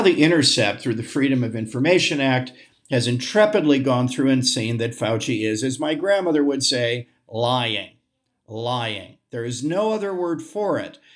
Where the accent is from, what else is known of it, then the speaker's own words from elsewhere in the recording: United States; as an American patriot